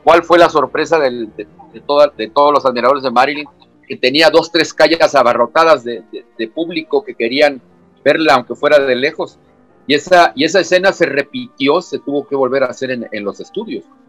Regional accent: Tapachula, Chiapas, Mexico; moved away; Soy de Tapachula, ahí nací.

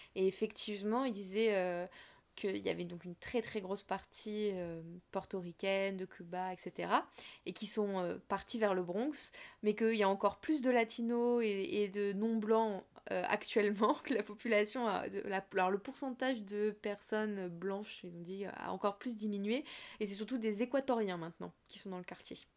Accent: Fontainebleau, Île-de-France, France; now in Montreuil, France; j'habite à Montreuil depuis des années. Je vais pas dire que je viens de Montreuil. Si on me demande, ah, tu viens d'où Je vais dire, bah, de Fontainebleau, tu vois. Oui. Parce que juste mm. parce que c'est là que j'ai grandi

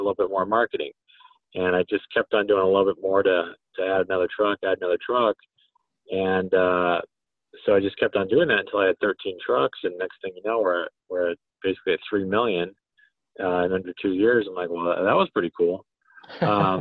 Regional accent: Colorado, United States; also born or lived in San Diego; I'm from Colorado

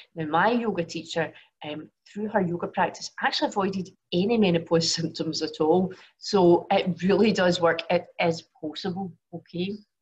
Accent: Glasgow, Scotland, United Kingdom; now in Singapore; I was born in Glasgow, but obviously currently live in Singapore

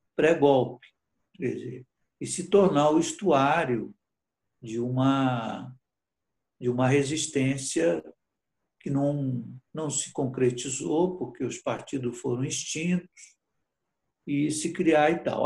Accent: Brazil; moved away as an adult; also born or lived in Portugal; Eu praticamente voltei a, a ser brasileiro, voltando do exílio

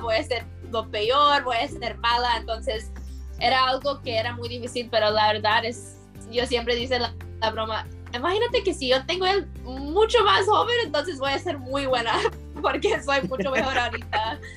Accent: United States; yo nací en Estados Unidos

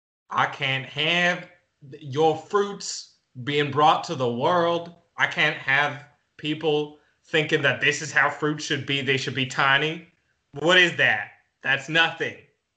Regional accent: Southern United States, United States; I'm from God's country. I'm from the South, bitch. We know how to grow food down there.

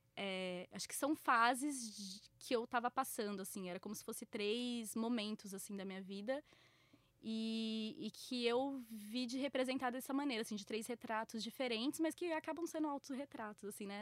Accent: Bauru, São Paulo, Brazil; now in São Paulo, Brazil; Eu sou do interior, né? Eu sou de Bauru, então, tipo, é, a rua era um pouco mais comum quando eu era mais nova, mas aqui sempre foi muito difícil

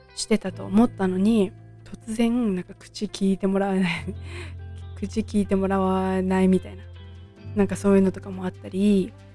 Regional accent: Tochigi, Japan; 私はもう今も栃木県に住んでいて、えー、と生まれも栃木県です

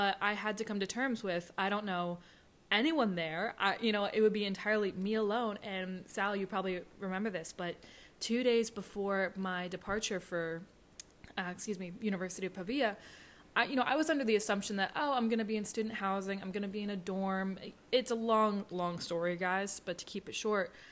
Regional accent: West Chester, Pennsylvania, United States; I'm 24 from Westchester, Pennsylvania.

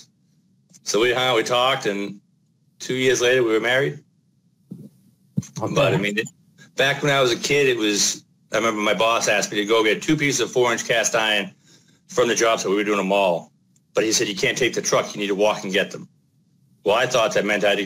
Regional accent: Boston, Massachusetts, United States; moved away; I come from Boston where the code is insanely tough.

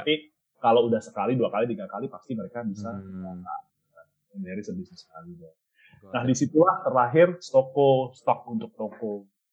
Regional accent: Surakarta, Central Java, Indonesia; moved away; saya kan lahir di Solo

